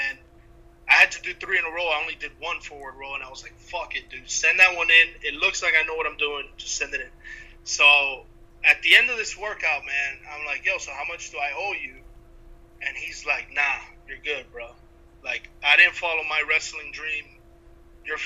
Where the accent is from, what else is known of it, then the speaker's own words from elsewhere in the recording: Cuba; I'm Cuban